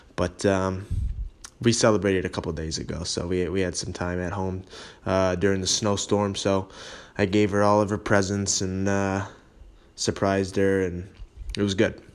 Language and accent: English; Holly, Michigan, United States; moved away as an adult; also born or lived in Rochester area; now in Rochester, United States; I'm from Holly. Uh, it's about forty-five minutes north, uh, of, of Ro-, the Rochester area where I am now.